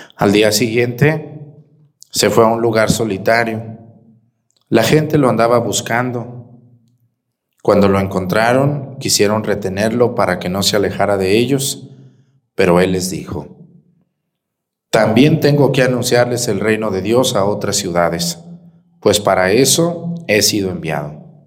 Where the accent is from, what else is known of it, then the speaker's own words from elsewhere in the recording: Mexticacán, Jalisco, Mexico; mi pueblo Mestigacán